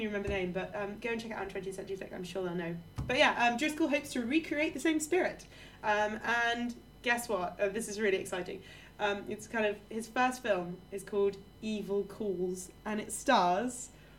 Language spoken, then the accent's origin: English; England, United Kingdom; I'm an English, I don't even know.